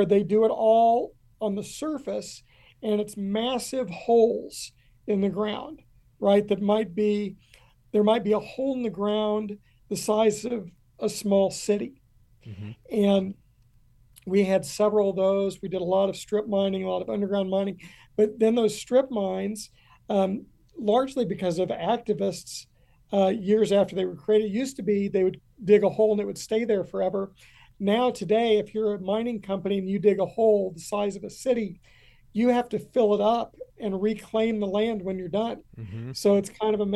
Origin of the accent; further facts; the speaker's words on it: Kentucky, United States; moved away; I grew up in a very small town. It had been a coal town, and coal had left us